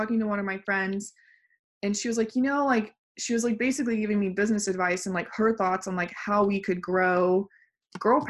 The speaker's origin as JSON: {"language": "English", "region": "West Texas", "country": "United States", "tie": "born or raised there", "moved": "as an adult", "lives_now": "San Antonio, United States", "said": "I grew up in West Texas oil field"}